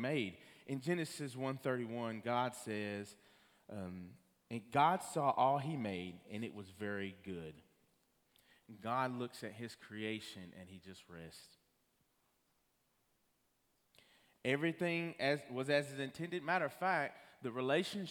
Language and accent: English; Rockwood, Tennessee, United States; the town that I'm from Rockwood, Tennessee